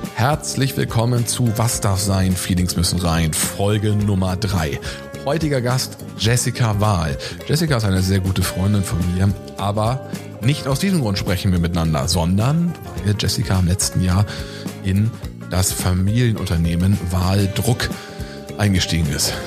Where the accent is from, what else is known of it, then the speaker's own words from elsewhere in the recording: Northern Germany, Germany; ich komme aus dem Norden